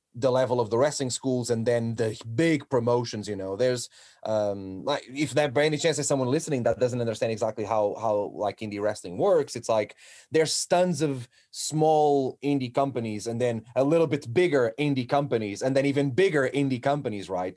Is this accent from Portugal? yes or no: yes; Portugal; moved away as an adult; now in United Kingdom; I'm from Portugal